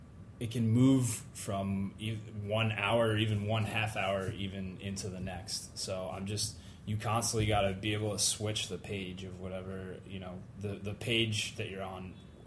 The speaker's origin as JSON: {"language": "English", "town": "Pittsfield", "region": "Massachusetts", "country": "United States", "said": "I'm from. Let's see, I'm from Western Mass, so in the Berkshires."}